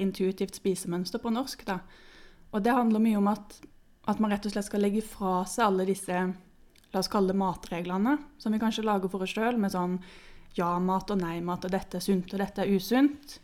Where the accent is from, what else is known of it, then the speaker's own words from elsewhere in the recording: Sørlandet, Norway; moved away as an adult; now in Oslo, Norway; jeg kommer fra Sørlandet, men jeg har bodd i Oslo i noen år nå